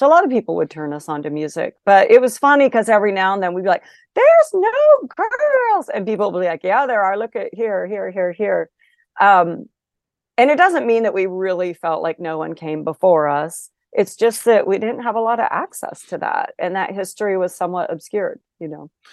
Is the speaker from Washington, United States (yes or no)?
yes; Olympia, Washington, United States; I did grow up in Olympia, Washington